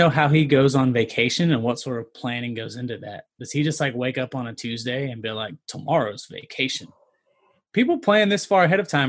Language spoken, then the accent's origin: English; Georgia, United States; We're from Georgia.